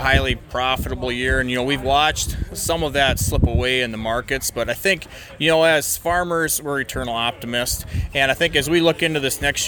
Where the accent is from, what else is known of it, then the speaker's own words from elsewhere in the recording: Parkston, South Dakota, United States; I'm from Parkston, South Dakota here, just south of Dakotafest